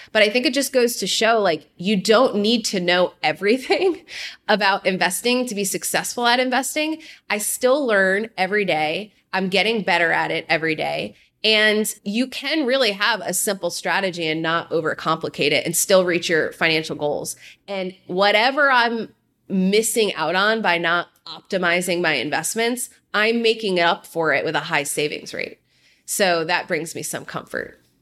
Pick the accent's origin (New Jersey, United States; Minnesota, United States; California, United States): New Jersey, United States; Jersey Shore; moved away as an adult; also born or lived in New York City; I grew up in New Jersey. I like to say fist pumping country on the Jersey Shore